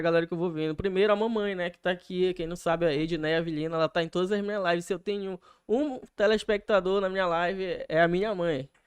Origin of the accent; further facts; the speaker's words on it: Belém, Pará, Brazil; also born or lived in Macapá; a gente é de Belém